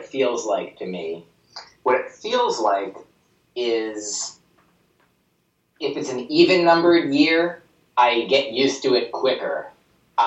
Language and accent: English; New Jersey, United States; I grew up in New Jersey